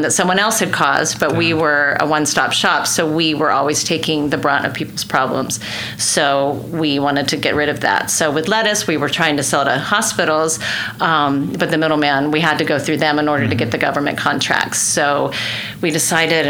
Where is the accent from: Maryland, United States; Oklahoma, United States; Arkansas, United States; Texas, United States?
Oklahoma, United States; Tulsa; born and raised in Tulsa, Oklahoma